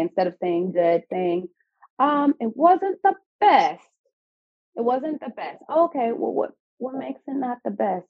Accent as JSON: {"language": "English", "region": "California", "country": "United States", "moved": "as an adult", "lives_now": "Baltimore, United States", "said": "I'm from California um, and now in Baltimore, Maryland"}